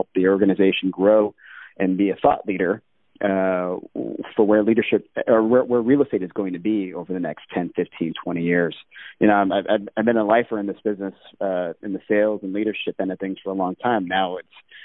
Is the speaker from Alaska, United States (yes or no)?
yes; Alaska, United States; moved away; also born or lived in Hawaii / Reno, Nevada; I've growing up in Alaska, where I did.